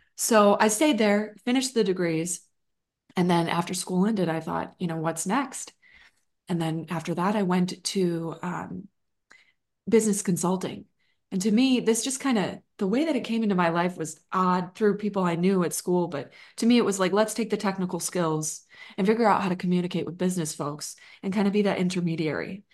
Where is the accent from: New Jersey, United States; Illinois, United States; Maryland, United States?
Illinois, United States; Chicago; moved away as an adult; now in Austin, United States; I grew up in Chicagoland